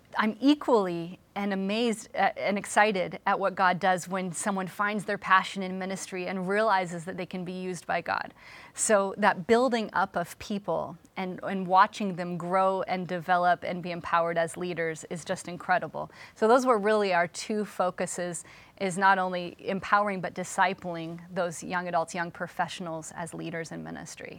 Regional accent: Seattle, Washington, United States; moved away as an adult; now in Philadelphia, United States; I'm from Seattle, Washington originally

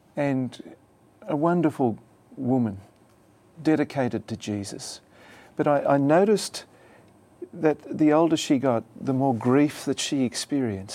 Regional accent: Australia; moved away; my home country of Australia

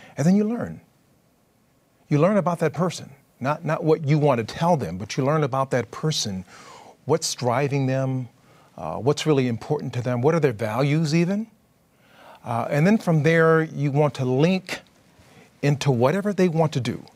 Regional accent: California, United States; I'm from California

